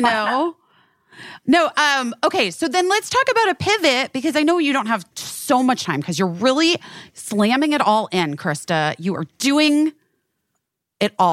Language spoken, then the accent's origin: English; Arizona, United States; I'm from Arizona.